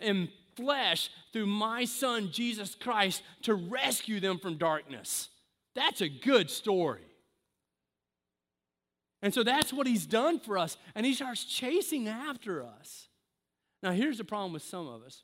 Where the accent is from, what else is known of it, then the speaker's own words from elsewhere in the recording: the South, United States; I'm from the South